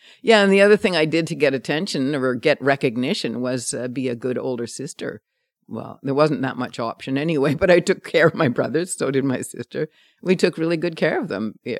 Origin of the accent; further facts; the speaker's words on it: Montreal, Quebec, Canada; I grew up in just outside of Montreal, French Canadian, Irish, Australian combination family, 9 kids though, a Catholic family